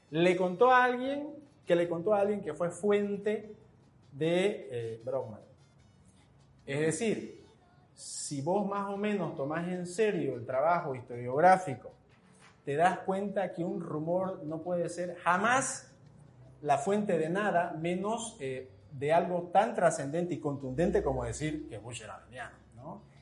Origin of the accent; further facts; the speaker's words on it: Santa Cruz, Bolivia; Es decir, como cruceños, como orientales, ah, nos hemos acostumbrado y hemos aceptado eh, que la historia oficial siempre viene desde la altura